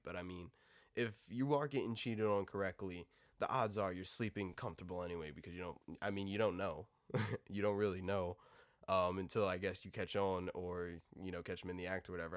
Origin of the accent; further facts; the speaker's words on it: United States; Being fucking American